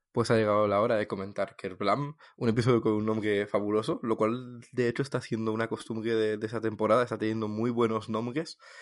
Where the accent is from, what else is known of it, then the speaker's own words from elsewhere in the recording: Toulouse, Occitania, France; de Toulouse